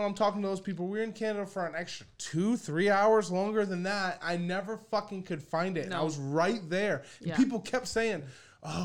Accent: United States; I'm from the States.

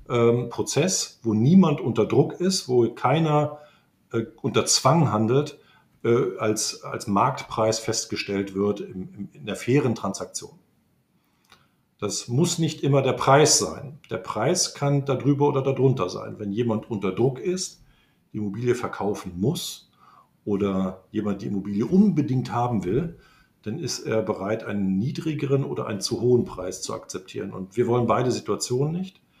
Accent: Lüneburg, Lower Saxony, Germany; now in Frankfurt, Germany; Tja, ich bin äh, gebürtiger Lüneburger, also bin ich ja eigentlich äh, Niedersachse und damit eigentlich auch Preuße.

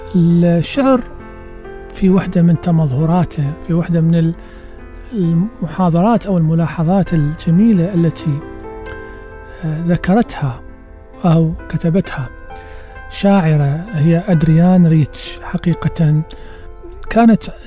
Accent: Baghdad, Baghdad Governorate, Iraq; عندنا في بغداد

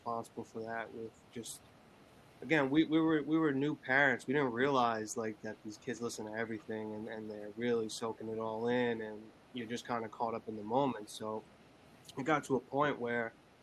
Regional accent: Long Island, New York, United States; I was born and raised in Long Island, New York

